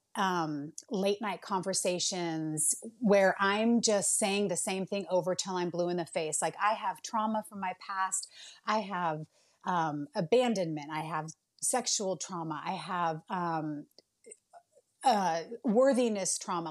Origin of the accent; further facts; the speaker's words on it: Bay Area of California, United States; moved away; I'm originally from the Bay Area of California.